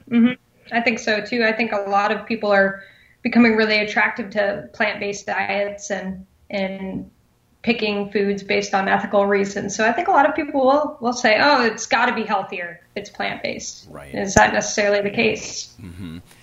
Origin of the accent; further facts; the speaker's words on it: Oskaloosa, Iowa, United States; So I grew up in Iowa, small town called Oskaloosa